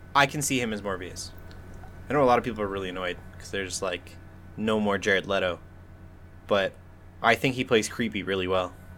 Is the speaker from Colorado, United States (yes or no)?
yes; Colorado, United States; moved away; also born or lived in South Dakota; I'm from Colorado. But I'm also from South Dakota a little bit, and that ranch town life